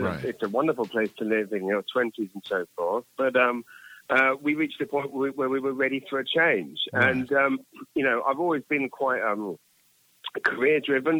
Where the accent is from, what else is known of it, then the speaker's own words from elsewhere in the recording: London, United Kingdom; moved away as an adult; now in New Brunswick, Canada; I'm from London, England.